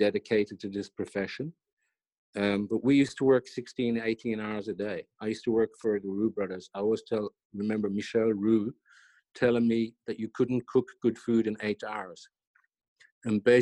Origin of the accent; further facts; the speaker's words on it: Ireland; I was brought up in Ireland